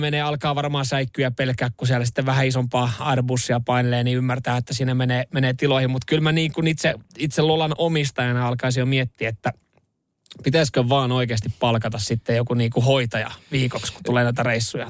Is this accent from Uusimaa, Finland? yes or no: yes; Vantaa, Uusimaa, Finland; lamaajan lapsena Länsi-Vantaalla viettänyt nuoruuden